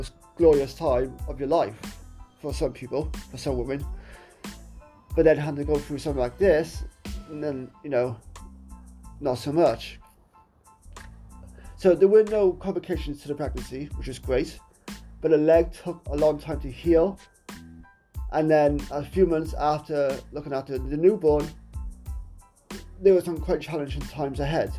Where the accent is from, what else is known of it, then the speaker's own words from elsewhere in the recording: Wales, United Kingdom; my home country of Wales